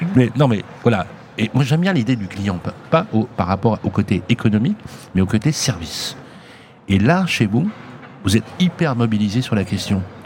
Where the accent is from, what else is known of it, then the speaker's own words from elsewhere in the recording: Lyon, Auvergne-Rhône-Alpes, France; moi, c'était pas loin d'ici en plus